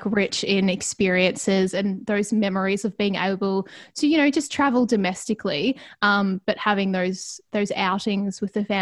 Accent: Ballarat, Victoria, Australia; also born or lived in Melbourne; I grew up in Ballarat.

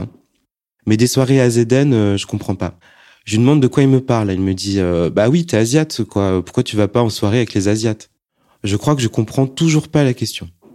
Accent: Annecy, Auvergne-Rhône-Alpes, France; also born or lived in Lyon; j'ai été élevé comme un Français, mais sans la double culture. En plus, euh, moi, je viens d'Annecy, hein, puis Lyon

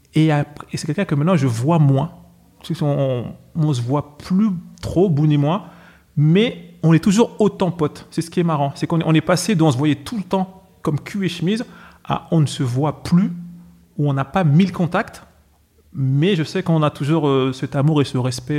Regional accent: Villiers-le-Bel, Île-de-France, France; je suis de Villiers-le-Bel

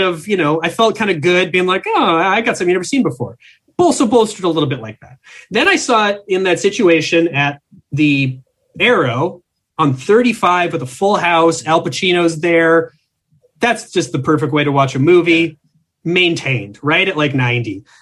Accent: Minnesota, United States; I'm from Minnesota

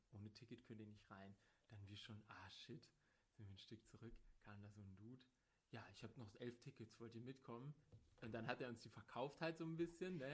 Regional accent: Bad Oeynhausen, North Rhine-Westphalia, Germany; Ich komme aus Bad Oeynhausen

